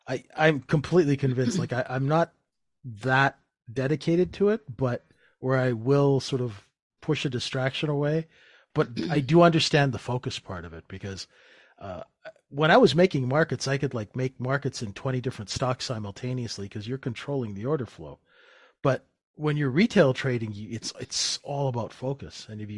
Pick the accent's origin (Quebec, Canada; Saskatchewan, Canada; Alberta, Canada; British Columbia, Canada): Saskatchewan, Canada; And well, I grew up in Saskatchewan. And it's even worse.